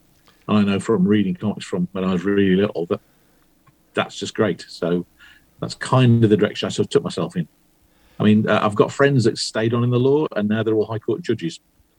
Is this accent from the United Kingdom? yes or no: yes; West Bromwich, West Midlands, United Kingdom; moved away as an adult; where I grew up in West Bromwich in the West Midlands, nobody ever did anything, as far as I knew.